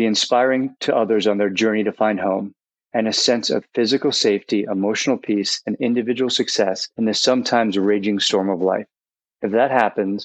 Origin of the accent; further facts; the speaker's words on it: New York City, New York, United States; I grew up in Manhattan